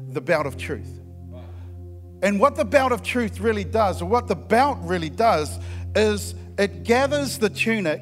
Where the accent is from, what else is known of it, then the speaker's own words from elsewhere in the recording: Christchurch, Canterbury, New Zealand; I'm from Christchurch